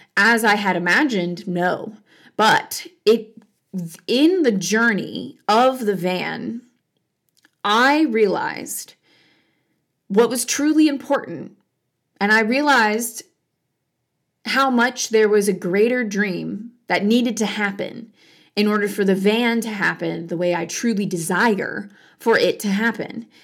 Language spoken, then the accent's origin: English; Virginia, United States; moved away; also born or lived in Michigan; my hometown in Virginia